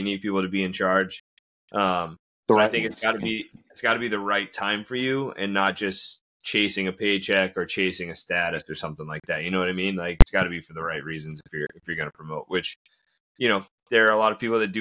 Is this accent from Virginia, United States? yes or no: no; Florida, United States; moved away; I grew up down in Florida, so I'm a transplant too